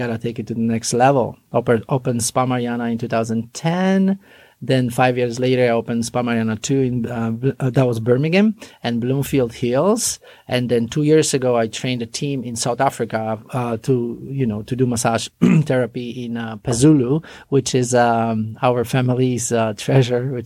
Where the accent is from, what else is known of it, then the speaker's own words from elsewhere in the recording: Poland; English is a second language; moved away as an adult; now in United States; I finished massage therapy school back in Poland. Mm-hmm. And then the real journey started here in America. I came here in 1999